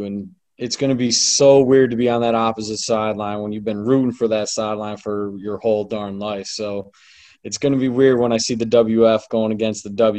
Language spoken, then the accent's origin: English; Milwaukee, Wisconsin, United States; now in Winston-Salem, United States; I spent 5 years at Wisconsin. I bled that Cardinal in white and was born and raised in Milwaukee. And now, right after graduation, 2 weeks exactly after, I find my way down to Winston-Salem, North Carolina.